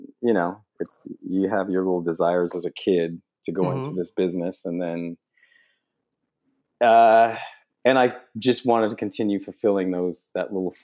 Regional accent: Canada; moved away as an adult; also born or lived in Los Angeles, United States / Toronto, Canada; in LA for years, and then I got a place here in Toronto. I'm originally from Canada.

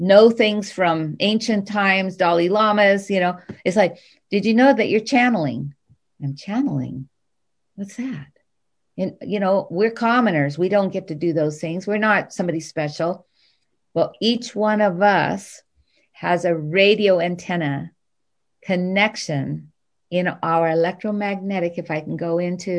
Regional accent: Hawaii, United States; I grew up in Hawaii

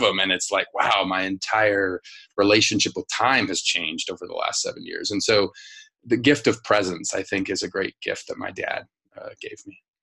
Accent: Denver, Colorado, United States; I grew up in Denver, Colorado, in like a working class uh, family.

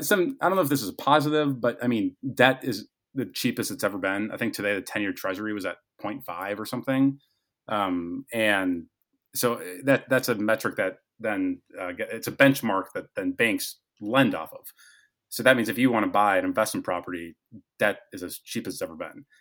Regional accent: Fargo, North Dakota, United States; moved away as an adult; also born or lived in Omaha, Nebraska; We're both from Fargo, North Dakota.

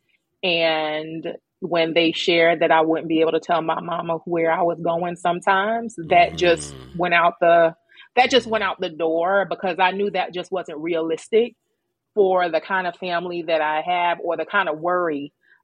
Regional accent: New York City, New York, United States; also born or lived in Greensboro, North Carolina; New York City. Born and raised in Queens, New York.

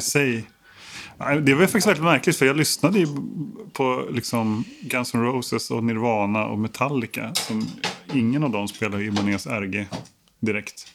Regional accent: Stockholm, Stockholm County, Sweden; jag är uppvuxen i Stockholm, mm. absolut. På Kungsholmen.

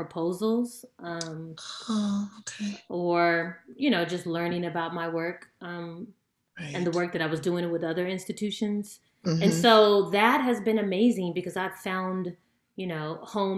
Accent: California, United States; I'm from California

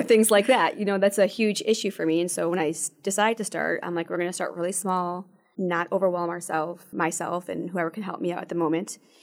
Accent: Toledo, Ohio, United States; moved away as an adult; also born or lived in Shanghai, China; now in Michigan, United States; I'm not originally from here, I'm from Toledo

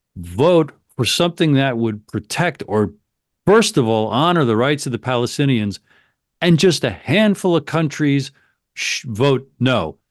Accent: United States; I'm an American

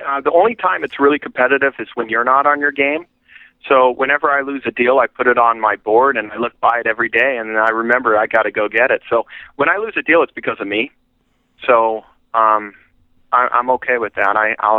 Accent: Yorba Linda, California, United States; moved away as an adult; also born or lived in Santa Monica, California / Austin, Texas; now in Dallas, United States; I was raised and born in Santa Monica, raised in Yorba Linda

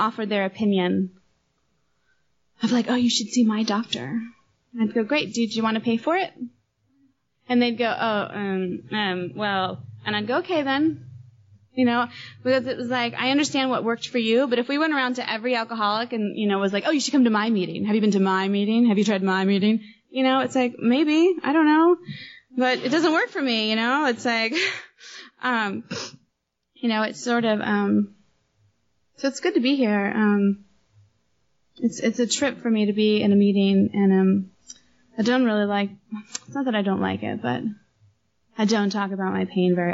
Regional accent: Los Angeles, California, United States; moved away as an adult; now in Nairobi, Kenya; growing up in Los Angeles

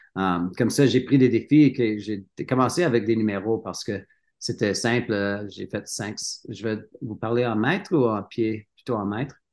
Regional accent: Sutton, Quebec, Canada; French is a second language; moved away as an adult; also born or lived in Cowansville, Quebec / Sherbrooke, Quebec / Canmore, Alberta; now in Revelstoke, Canada; j'étais né à Cowansville, au Québec. oui. Mon enfance, était à Sutton, Sutton, Québec

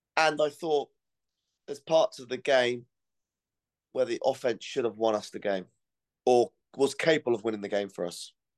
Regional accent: Cornwall, South West England, United Kingdom; I'm from Cornwall

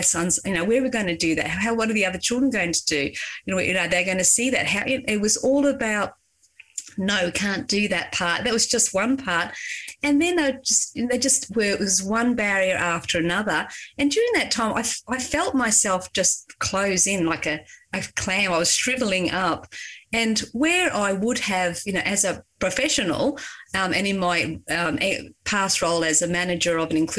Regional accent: Queensland, Australia; because we came from Queensland and it was inclusive education.

